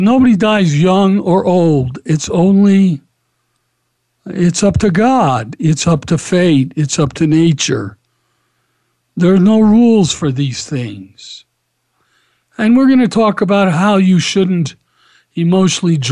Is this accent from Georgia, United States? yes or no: yes; Atlanta, Georgia, United States; I grew up in Atlanta.